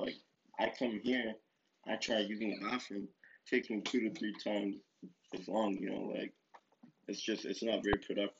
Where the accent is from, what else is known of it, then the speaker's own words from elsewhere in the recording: Miami, Florida, United States; Like, I'm from Florida, dog. Like, I'm from Miami, dog.